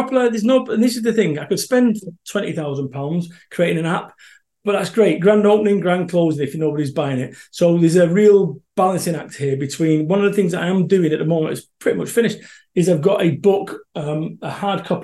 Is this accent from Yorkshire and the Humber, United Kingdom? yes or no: no; Salford, North West England, United Kingdom; moved away; I am from Salford, Manchester